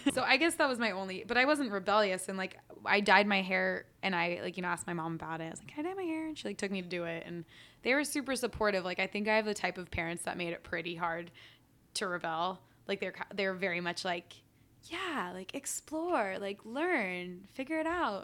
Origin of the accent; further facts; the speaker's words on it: San Francisco, California, United States; also born or lived in New York City / Bloomfield, New Jersey; I grew up in San Francisco